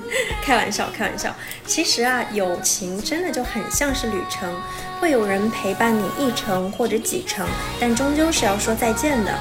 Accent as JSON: {"language": "Chinese", "town": "Urumqi", "region": "Xinjiang", "country": "China", "tie": "born or raised there", "said": "我的家乡乌鲁木齐"}